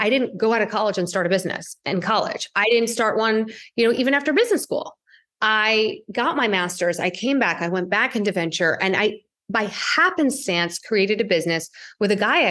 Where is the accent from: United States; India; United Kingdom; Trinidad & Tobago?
India; I'm Indian.